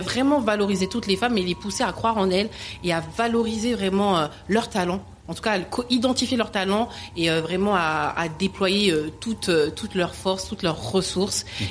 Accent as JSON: {"language": "French", "town": "Le Bourget", "region": "Île-de-France", "country": "France", "tie": "born or raised there", "said": "j'ai vraiment grandi au Bourget, en tout cas dans le 93. Je viens du 93"}